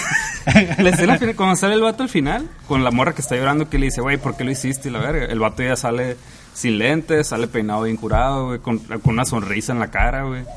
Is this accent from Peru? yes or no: no; Mexico